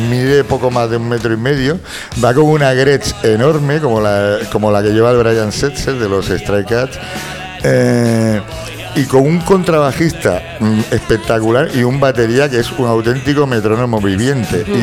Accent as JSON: {"language": "Spanish", "region": "Galicia", "country": "Spain", "said": "Ya, pero es que, pero yo soy gallego, tío, y no soy humorista."}